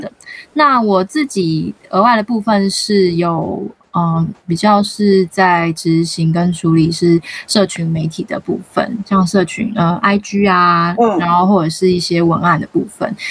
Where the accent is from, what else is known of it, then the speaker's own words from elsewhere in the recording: Keelung, Taiwan; 从小一直到，就是读书一直到高中毕业才离开基隆去台北念书。然后自己的父母也都基本上就是扎扎实实的基隆人，他们自，自己小时候也都是住基隆，然后在基隆就是结婚啊、工作啊、生小孩啊